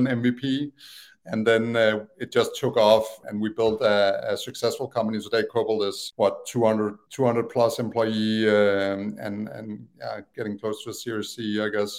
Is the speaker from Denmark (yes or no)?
yes; Copenhagen, Capital Region of Denmark, Denmark; English is a second language; moved away as an adult; also born or lived in Aalborg / Tanzania; now in United States; I always lived in Copenhagen area